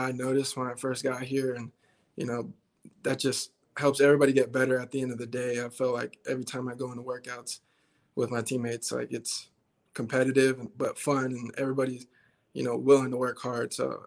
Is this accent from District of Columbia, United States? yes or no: no; Twentynine Palms, California, United States; moved away as an adult; also born or lived in Albuquerque, New Mexico; now in Nebraska, United States; I was originally born in Albuquerque, New Mexico, and I have a lot of family in New Mexico. So we moved from New Mexico to California when I was, six or seven. And from then on, we just stayed in California